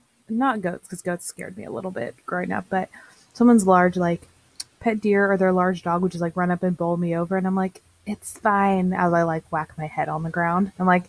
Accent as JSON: {"language": "English", "region": "Northeastern California", "country": "United States", "said": "I'm also from California, and I'm from Northeastern California, but have a lot of family down in that area"}